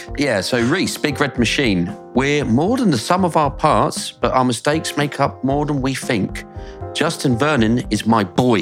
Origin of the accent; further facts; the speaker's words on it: South West England, United Kingdom; I'm from Somerset.